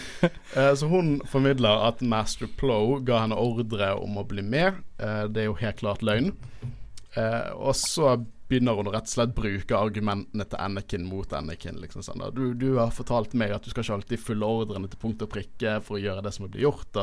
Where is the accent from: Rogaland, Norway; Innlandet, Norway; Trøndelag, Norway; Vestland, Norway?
Vestland, Norway; Bergen; vi er fra Bergen